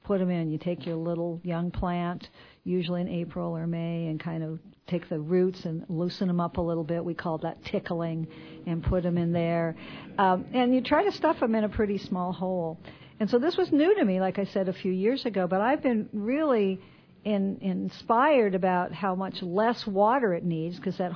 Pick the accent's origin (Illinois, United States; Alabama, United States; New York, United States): Illinois, United States; Quincy; moved away; I grew up in Quincy, and then I moved away for a long time.